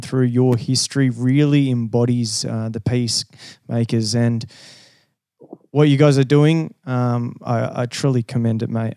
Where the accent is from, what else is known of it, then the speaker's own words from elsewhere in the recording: Brazil; also born or lived in Rio de Janeiro / Western Australia; now in Sydney, Australia; Brazil. So I was originally okay. from a little little farm.